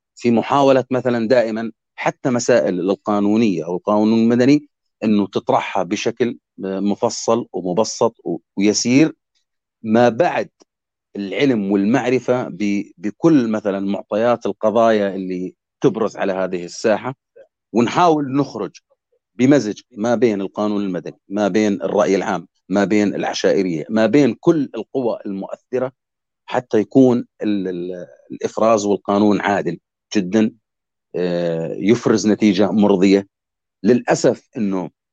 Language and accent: Arabic; Jordan; بلدنا الاردن